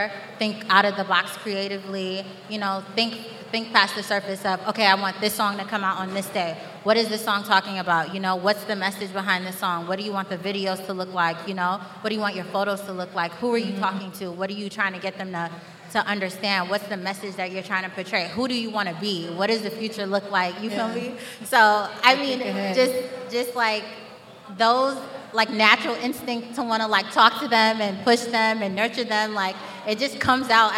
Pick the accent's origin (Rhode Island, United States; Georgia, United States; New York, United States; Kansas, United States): New York, United States; New York City; we're all from Brooklyn, we're all from Flatbush